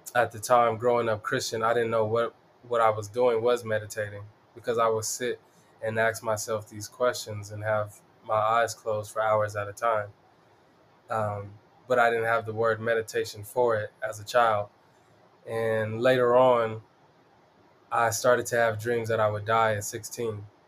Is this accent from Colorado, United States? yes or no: yes; Denver, Colorado, United States; I'm from the East Side. I rep it proudly, the East Side of Denver. Uh, born and raised here.